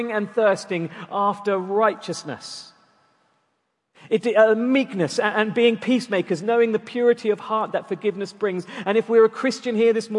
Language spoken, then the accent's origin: English; Durban, KwaZulu-Natal, South Africa; moved away; growing up in South Africa, one of the treats of living near the town of the city of Durban was that we'd regularly go to the beach.